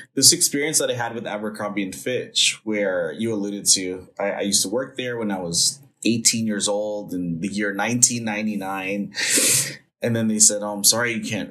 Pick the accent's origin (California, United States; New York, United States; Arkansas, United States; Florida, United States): California, United States; Los Angeles; I grew up in Northeast Los Angeles um, in a little neighborhood called Eagle Rock